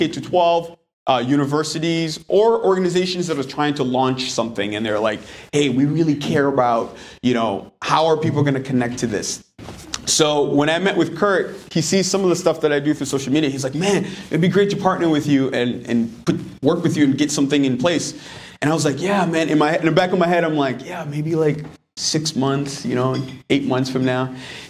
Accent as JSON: {"language": "English", "country": "DR Congo", "moved": "yes", "lives_now": "Manchester, United States", "said": "But I'm actually originally from the Congo, the heart of Africa."}